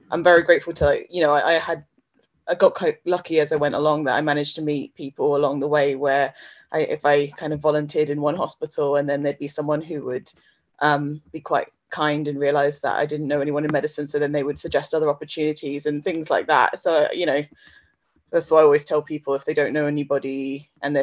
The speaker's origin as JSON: {"language": "English", "town": "Slough", "region": "South East England", "country": "United Kingdom", "tie": "born or raised there", "said": "I grew up in Slough, so not very far away from Oxford"}